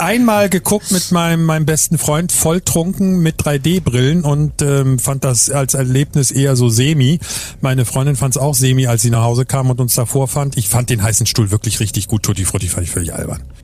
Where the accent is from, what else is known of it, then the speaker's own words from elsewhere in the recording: Berlin, Germany; now in Hamburg, Germany; ich bin ja in Berlin, in West-Berlin geboren